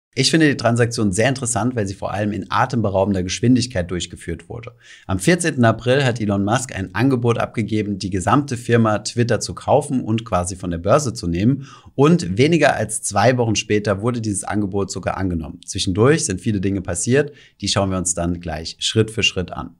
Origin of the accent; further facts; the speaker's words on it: Germany; bei uns in Deutschland